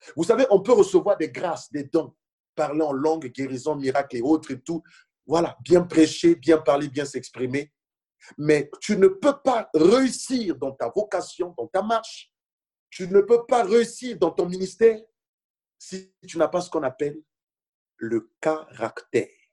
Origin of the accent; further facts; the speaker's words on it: Senegal; moved away as an adult; now in France; je venais du Sénégal